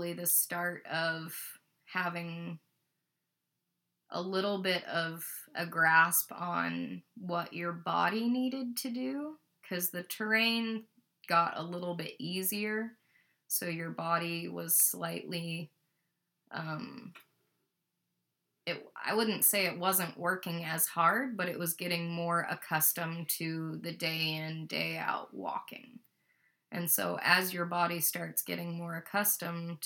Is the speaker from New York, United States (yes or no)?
no; Boise, Idaho, United States; that's where we're from